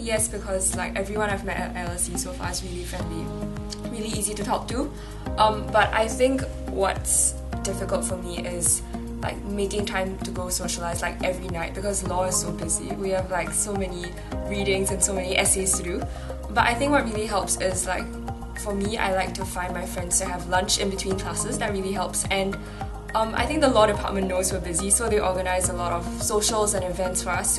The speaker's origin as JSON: {"language": "English", "country": "Singapore", "moved": "as an adult", "lives_now": "London, United Kingdom", "said": "I'm doing law and I'm from Singapore."}